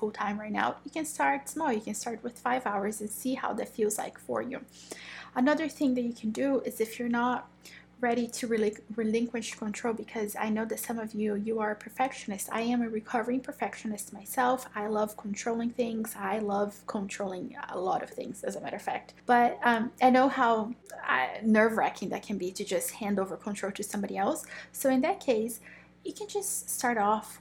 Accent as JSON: {"language": "English", "country": "Brazil", "moved": "yes", "said": "I am originally from Brazil"}